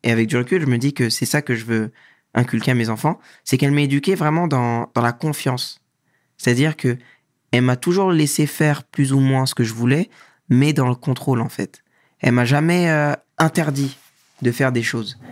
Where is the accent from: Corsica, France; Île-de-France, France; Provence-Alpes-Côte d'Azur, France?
Île-de-France, France; Montmagny; moved away as an adult; also born or lived in Dakar, Senegal; now in South Korea; Je suis né à Montmorency, mais j'ai grandi à Montmagny dans 95